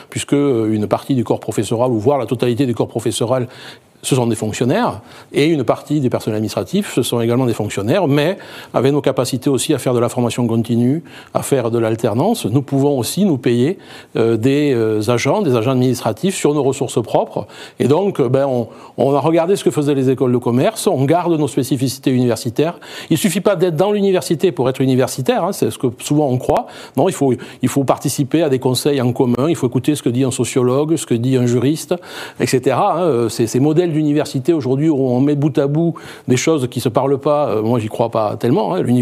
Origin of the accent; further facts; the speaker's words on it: Bordeaux, Nouvelle-Aquitaine, France; Moi, je suis de Bordeaux. Enfin, euh, mon premier IAE, c'était à Bordeaux.